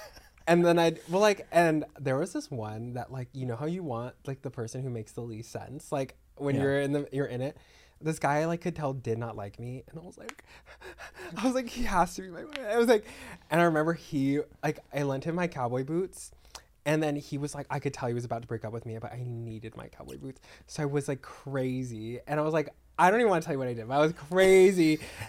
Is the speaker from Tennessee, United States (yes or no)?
no; Texas, United States; I'm from Texas.